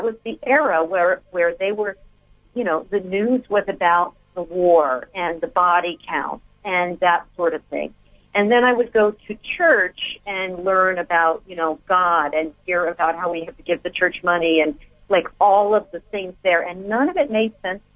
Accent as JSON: {"language": "English", "region": "Connecticut", "country": "United States", "tie": "born or raised there", "said": "I was born in Connecticut, and I was the first child of my parents adopted"}